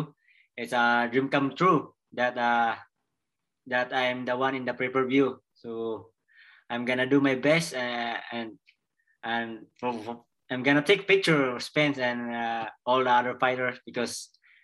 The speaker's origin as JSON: {"language": "English", "country": "Philippines"}